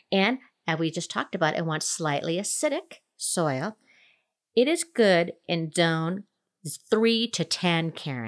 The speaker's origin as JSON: {"language": "English", "region": "Minnesota", "country": "United States", "tie": "born or raised there", "also_born_or_lived": "Denver metro area, Colorado", "moved": "yes", "lives_now": "Denver, United States", "said": "I grew up in Minnesota"}